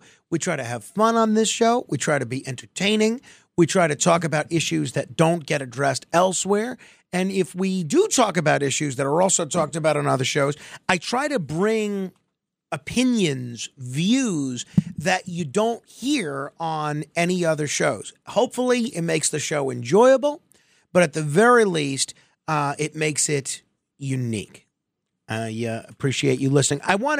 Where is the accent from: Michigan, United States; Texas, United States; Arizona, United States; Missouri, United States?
Missouri, United States; I am a Missouri guy.